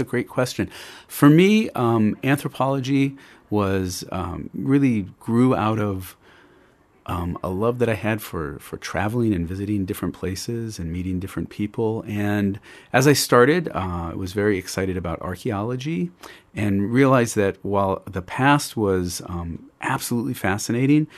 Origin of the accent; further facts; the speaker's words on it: Indianapolis, Indiana, United States; I grew up in Indianapolis